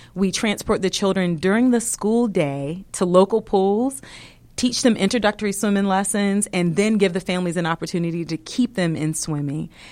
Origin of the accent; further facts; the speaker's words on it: Virginia, United States; moved away as an adult; now in Atlanta, United States; I hail from Virginia